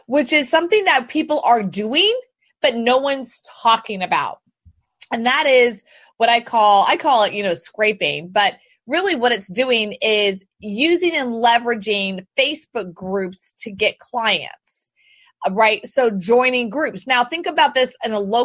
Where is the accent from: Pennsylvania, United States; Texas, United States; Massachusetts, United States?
Texas, United States; Houston; I grew up in Houston, born and raised